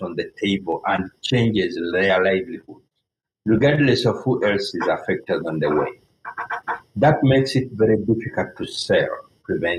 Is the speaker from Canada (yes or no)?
no; Uganda; I lived through for civil wars and military coups growing up in Uganda